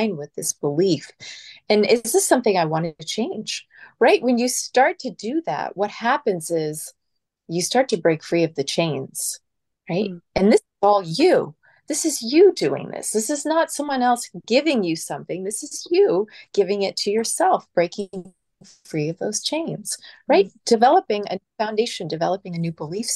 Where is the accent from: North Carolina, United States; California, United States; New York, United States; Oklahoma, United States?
California, United States; I'm from California